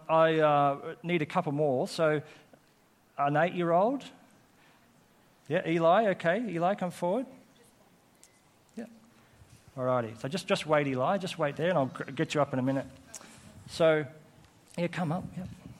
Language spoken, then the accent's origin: English; Coffs Harbour, New South Wales, Australia; born or raised there; also born or lived in Armidale, New South Wales